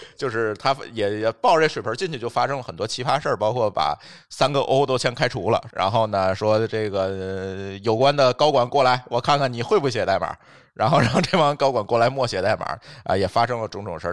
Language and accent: Chinese; China; 我们中国人